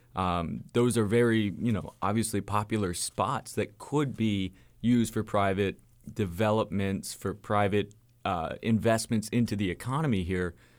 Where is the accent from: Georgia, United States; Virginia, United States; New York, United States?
Georgia, United States; Atlanta; moved away; I've lived in Atlanta. I'm from Atlanta